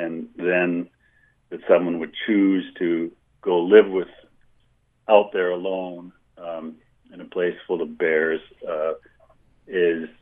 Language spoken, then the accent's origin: English; Milwaukee, Wisconsin, United States; moved away as an adult; also born or lived in Montana; I grew up in Milwaukee, Wisconsin